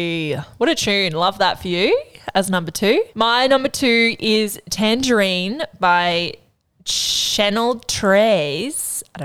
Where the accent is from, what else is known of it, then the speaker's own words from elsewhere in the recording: New South Wales, Australia; I think that just comes with growing up in the Northern Rivers. You're like, you have to be indie and like, you know, cool.